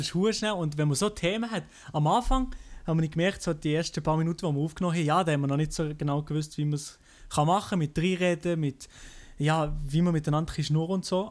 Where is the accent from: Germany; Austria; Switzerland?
Switzerland; als Schweizer selber